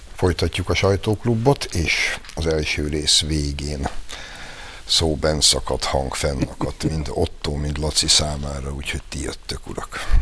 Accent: Hungary; mi mégiscsak egy olyan országban születtünk, én például 63-ban, vagyis 7 évvel azután, hogy a Szovjetunió brutálisan vérbe folytotta a magyar forradalmat, és egész fiatalságomat azzal egy olyan országban töltöttem

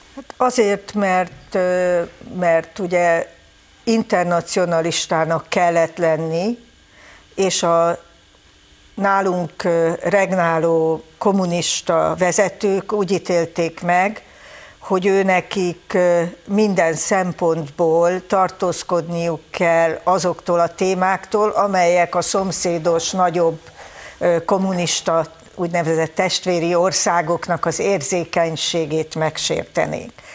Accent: Hungary; büszke magyarok vagyunk

